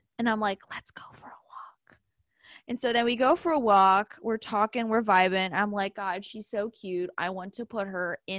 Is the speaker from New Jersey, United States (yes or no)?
no; Richmond, Virginia, United States; I'm from Richmond